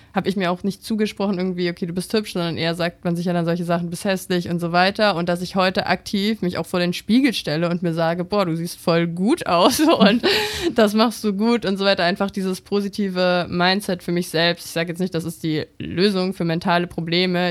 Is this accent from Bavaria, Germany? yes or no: yes; Bavaria, Germany; ich komme aus Bayern, in so einem kleinen Dorf dort an der mhm. Grenze zu Österreich